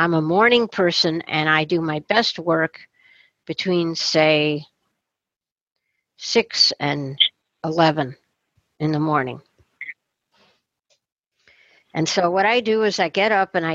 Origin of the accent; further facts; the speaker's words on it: Rochester, New York, United States; my hometown